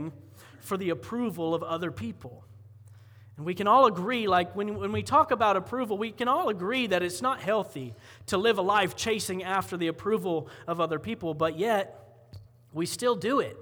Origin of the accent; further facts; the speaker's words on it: Columbia County, Florida, United States; moved away; I grew up in Florida, and in Columbia County, when you're cool, you go to the fair